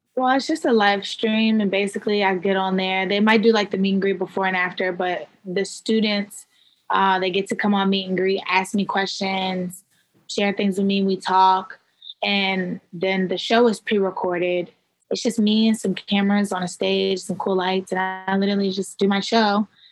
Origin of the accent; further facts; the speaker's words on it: Maryland, United States; also born or lived in Baltimore, Maryland; I'm from Maryland